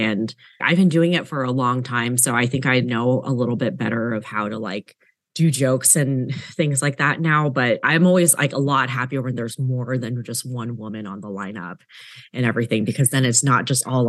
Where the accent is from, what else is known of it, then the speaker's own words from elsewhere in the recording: Seattle, Washington, United States; also born or lived in Los Angeles, California; now in Austin, United States; I'm Taiwanese American. I was born and raised here, born in Los Angeles, and then moved to Seattle when I was pretty young.